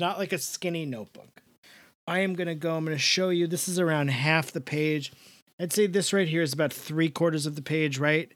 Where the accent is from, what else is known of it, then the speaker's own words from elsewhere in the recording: New York, United States; I'm from the East Coast